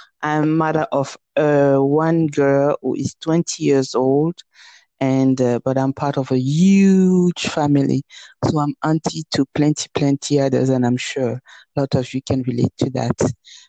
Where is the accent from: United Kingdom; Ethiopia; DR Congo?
DR Congo; moved away as an adult; also born or lived in South Africa / New York; I am from the Congo, and I think that is and I'm Francophone.